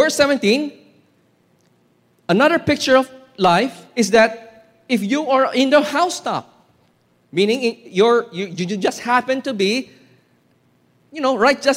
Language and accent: English; Philippines; Filipino Christians